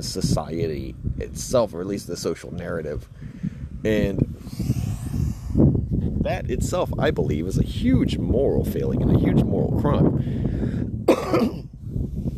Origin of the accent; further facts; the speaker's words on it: United States; being an American, you know, man in the 90s